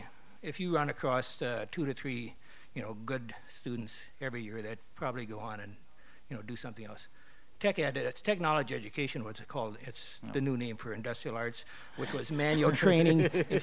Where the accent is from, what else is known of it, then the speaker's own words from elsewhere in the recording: Hutchinson, Minnesota, United States; Hutchinson, Minnesota.